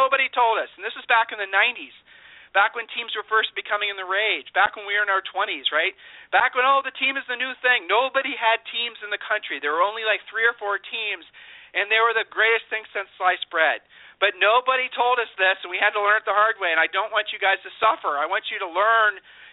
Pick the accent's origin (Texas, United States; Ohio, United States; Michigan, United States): Ohio, United States; I'm from Ohio, and by the very nature, we're not braggarts.